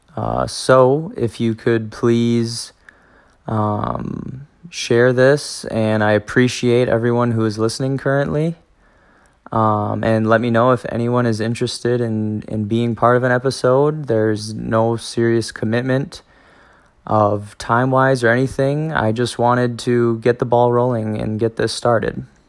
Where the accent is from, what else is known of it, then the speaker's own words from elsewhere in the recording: Spring Green, Wisconsin, United States; also born or lived in La Crosse, Wisconsin / Monona, Wisconsin; I grew up in Spring Green, Wisconsin